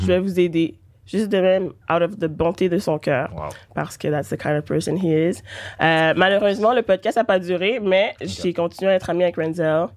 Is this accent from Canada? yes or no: yes; South Shore of Montreal, Quebec, Canada; je suis montréalaise adjacente. Je viens de la rive sud.